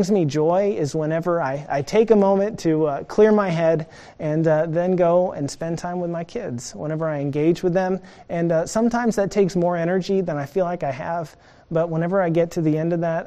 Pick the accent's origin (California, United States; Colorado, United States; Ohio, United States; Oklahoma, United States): Oklahoma, United States; Norman; I grew up in Norman